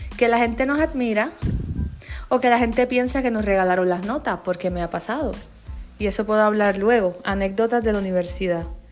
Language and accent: Spanish; Puerto Rico; los que somos de Puerto Rico